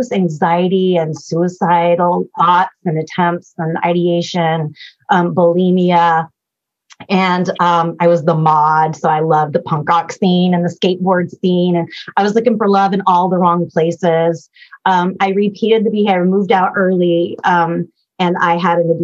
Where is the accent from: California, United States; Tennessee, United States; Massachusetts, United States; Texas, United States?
California, United States; Bay Area; I was born in the Bay Area in California